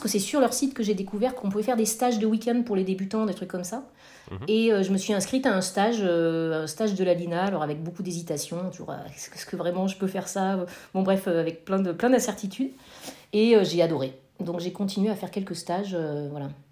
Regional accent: Corrèze, Nouvelle-Aquitaine, France; now in Nantes, France; j'ai grandi en Corrèze

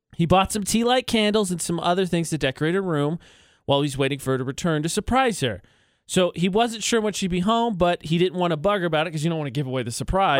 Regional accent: West Lafayette, Indiana, United States; moved away; on the campus in my hometown, Purdue University

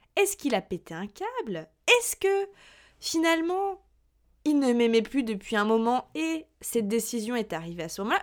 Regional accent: Burgundy, Bourgogne-Franche-Comté, France; moved away as an adult; also born or lived in Lyon; now in Paris, France; originaire, moi, de Bourgogne, je suis venue sur Paris, il y a un petit peu plus de deux ans

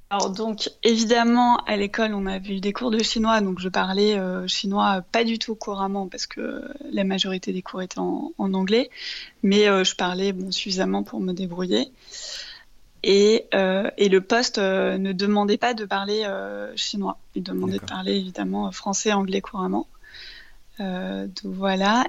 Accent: Paris, Île-de-France, France; moved away as an adult; also born or lived in China; now in Shanghai, China; je suis née, j'ai grandi à Paris, et maintenant, ça fait 9 ans que j'habite en Chine

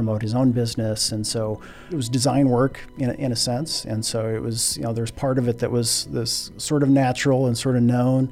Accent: Scribner, Nebraska, United States; I'm originally from Scribner, Nebraska. It's a little town of a little less than 1,000, just to the north of Fremont

